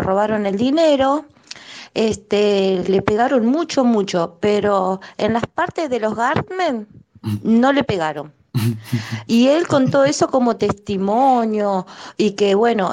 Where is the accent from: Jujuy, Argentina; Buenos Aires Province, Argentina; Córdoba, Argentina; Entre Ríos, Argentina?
Entre Ríos, Argentina; Concordia; now in Buenos Aires, Argentina; cuando era chica, que era miembro de la iglesia, había escuchado en reuniones de testimonios allá en mi provincia eh, de Entre Ríos, en Concordia